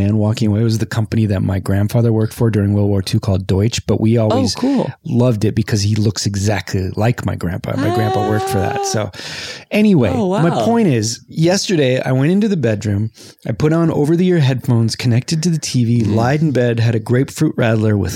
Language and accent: English; Whittier, California, United States; now in Pasadena, United States; I grew up in Whittier and I drank Whittier water